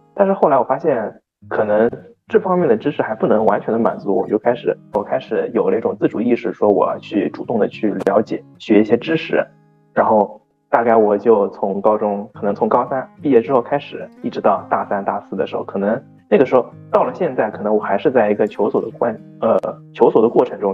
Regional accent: Shanghai, China; accent: Jinshan dialect; 他们市区的方言和我们金山的方言又 不一样 就是我感觉差的还挺多的嘛

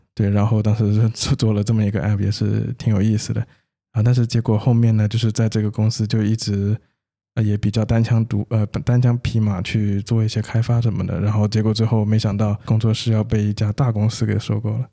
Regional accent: China; also born or lived in United States; 我们不是土生土长在那边，对吧， 对 然后语言这个东西一直都是算是我感觉对于中国人来说， 对 这个比较大的障碍

